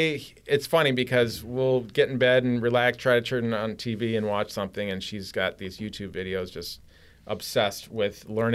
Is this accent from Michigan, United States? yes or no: yes; Michigan, United States; born there; I was born in Michigan, but I can definitely appreciate having people fight for our safety.